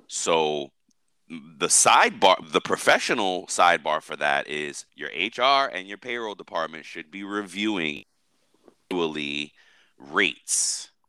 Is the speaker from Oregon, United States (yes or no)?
no; New York, United States; I'm a New Yorker